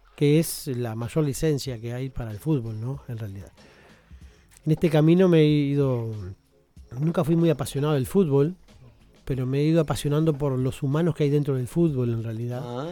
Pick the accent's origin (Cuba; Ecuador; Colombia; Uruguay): Uruguay; como uruguayos